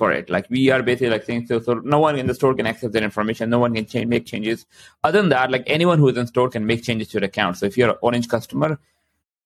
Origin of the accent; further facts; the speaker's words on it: Canada; I'm also Canadian